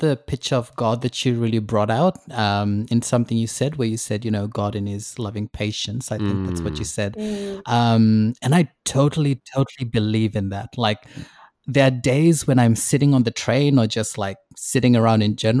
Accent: New Zealand; moved away; also born or lived in Fiji; Like, I was born in Fiji, and then my family moved over to New Zealand. We lived there for a while, and then now I'm here.

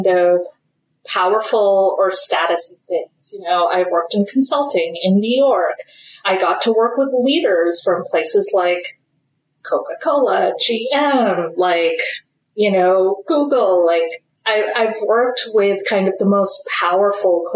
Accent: India; I am Indian.

